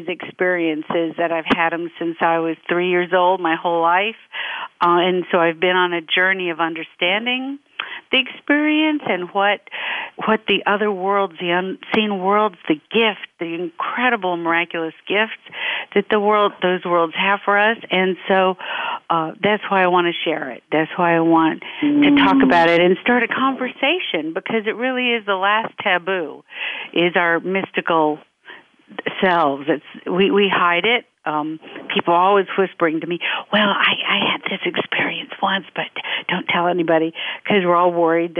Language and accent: English; Memphis, Tennessee, United States; now in California, United States; I grew up in Memphis, Tennessee, so I'm a Southern girl